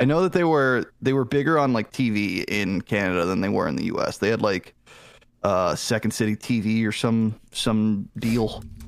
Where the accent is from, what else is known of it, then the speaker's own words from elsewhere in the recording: Boston, Massachusetts, United States; now in Atlanta, United States; I actually was born in Boston. I don't know the hospital